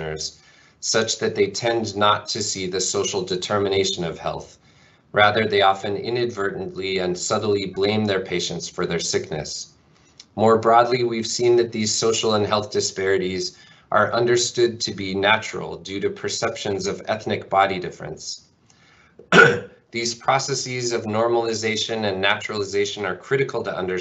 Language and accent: English; Spokane, Washington, United States; I grew up primarily in Washington State and Spokane, Washington, and Eastern Washington, and I grew up largely on a farm